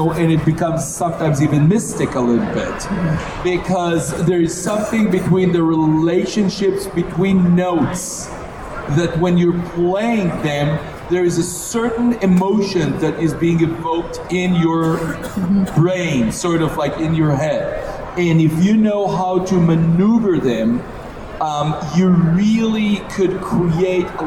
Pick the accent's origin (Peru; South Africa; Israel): Israel; moved away as an adult; now in United States; I was born in Israel. And all my first my first 23 years, I was in Israel.